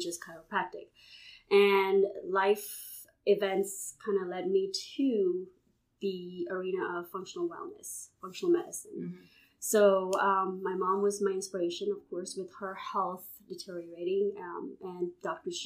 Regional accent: Houston, Texas, United States; moved away as an adult; now in Baton Rouge, United States; I'm originally from Houston

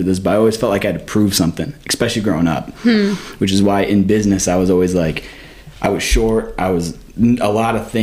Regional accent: Michigan, United States; also born or lived in Florida / New York; now in Missouri, United States; I grew up in Michigan

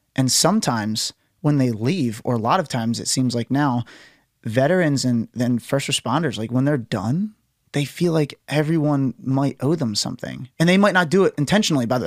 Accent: United States; I'm an American

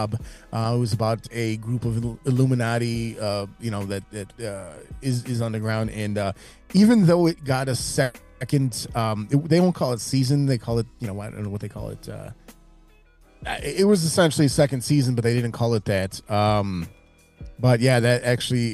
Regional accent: Chicago, Illinois, United States; I'm from Chicago

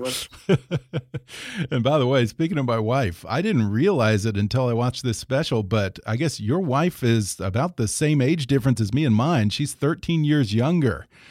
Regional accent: South Texas, United States; now in California, United States; I'm originally from South Texas

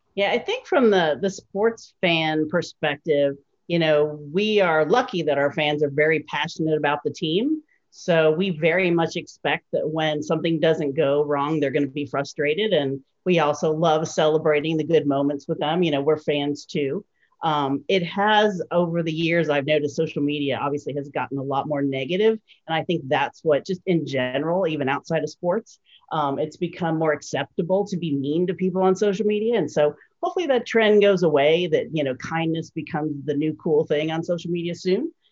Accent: Cincinnati, Ohio, United States; also born or lived in Bowling Green, Ohio / New York; I am a Sycamore High School graduate, so I am from the Cincinnati area

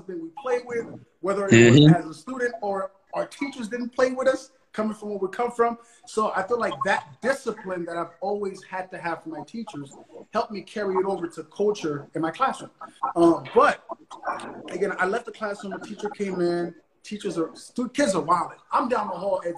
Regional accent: Haiti; now in United States; Growing up in Haiti

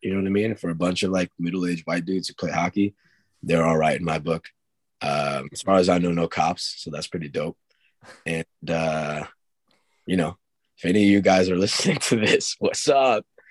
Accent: Long Island, New York, United States; we're from Long Island

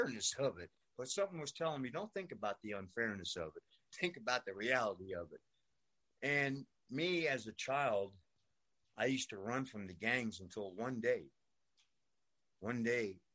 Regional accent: New York City, New York, United States; I grew up in New York. I grew up in Brooklyn, New York.

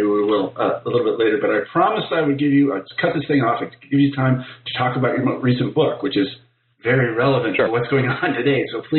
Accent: Midwest, United States; moved away; also born or lived in Northeast US; I grew up in the Midwest, and I spent most of my life there.

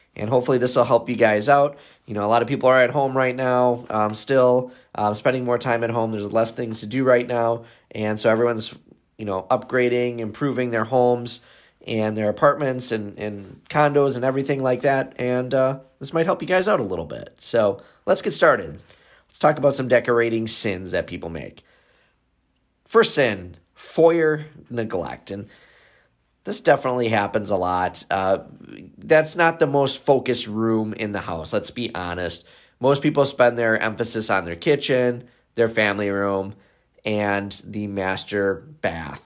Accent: Wisconsin, United States; I am from Wisconsin

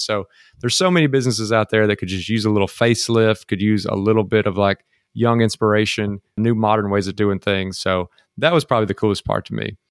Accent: Mississippi, United States; now in Texas, United States; came back home to Mississippi

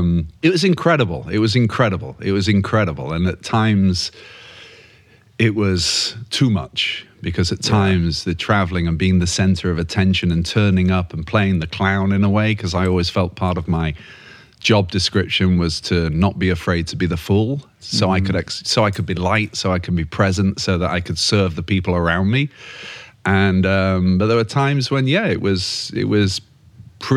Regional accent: Yorkshire and the Humber, United Kingdom; as a Yorkshireman from North England, you know, you always used to hear, don't ever change.

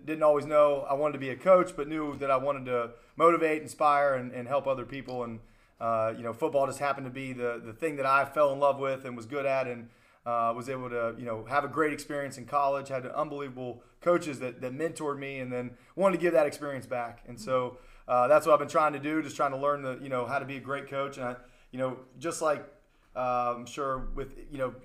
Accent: Charleston, West Virginia, United States; I was born and raised here in Charleston, West Virginia

